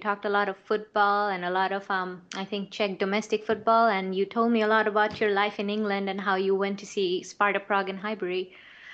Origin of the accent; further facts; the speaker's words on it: Bangladesh; first language Bengali; English is a second language; English is not my first language. It's Bangla.